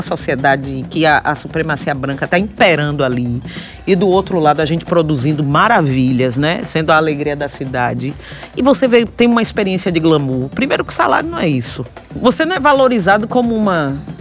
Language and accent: Portuguese; Salvador, Bahia, Brazil; moved away; also born or lived in São Paulo; sou de Salvador, é Nordeste.